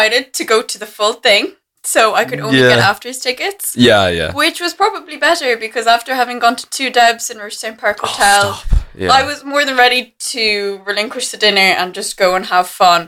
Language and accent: English; Cork, Munster, Ireland; I'm from Cork. I grew up here